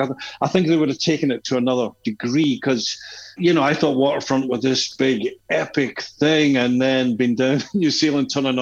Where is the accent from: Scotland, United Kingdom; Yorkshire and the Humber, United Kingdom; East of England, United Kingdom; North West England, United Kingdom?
Scotland, United Kingdom; Glasgow; moved away as an adult; now in Taormina, Italy; growing up in the area we grew up in Glasgow